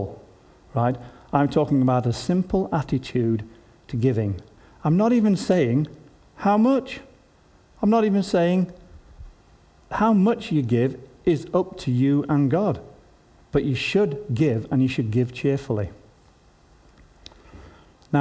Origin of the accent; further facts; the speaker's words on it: Yorkshire and the Humber, United Kingdom; as a Yorkshireman